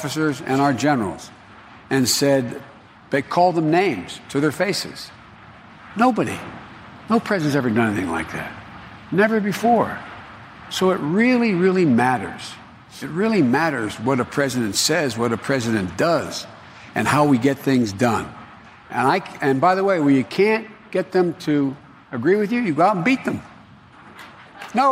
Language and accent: English; Pennsylvania, United States; my home state of Pennsylvania